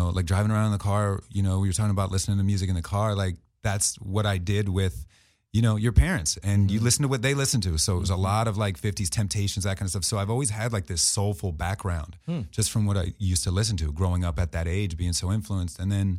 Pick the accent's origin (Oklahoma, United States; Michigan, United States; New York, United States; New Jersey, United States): New Jersey, United States; I'm from South Jersey outside of Philly